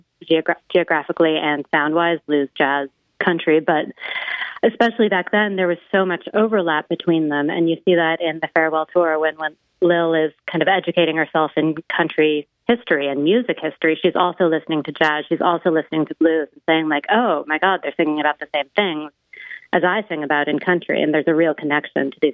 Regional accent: Seattle, Washington, United States; I grew up in Seattle

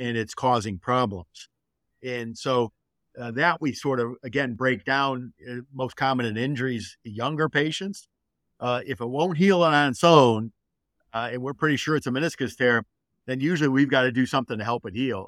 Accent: Detroit, Michigan, United States; I grew up in Detroit, and I'm a Michigan boy

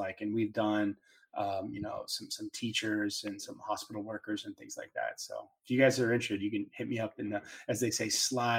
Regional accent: Dallas, Texas, United States; just because I'm from Dallas.

